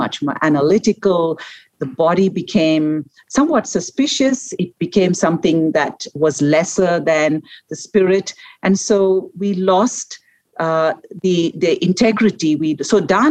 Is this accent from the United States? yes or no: no; India; I was born and raised in India